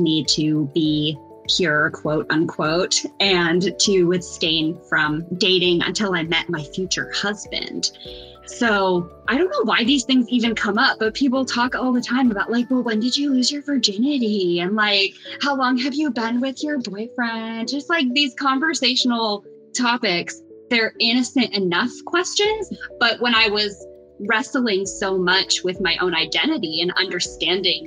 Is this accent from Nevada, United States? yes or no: no; Chicago, Illinois, United States; I'm from Chicago. So I grew up in the evangelical church